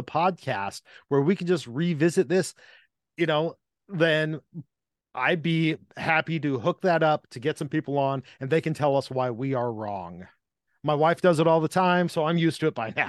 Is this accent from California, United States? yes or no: yes; California, United States; growing up in California